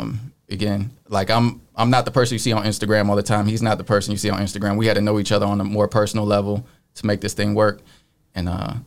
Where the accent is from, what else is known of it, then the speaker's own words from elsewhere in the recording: Joliet, Illinois, United States; now in Nashville, United States; Joliet. I say Chicago because no one knows where Joliet is.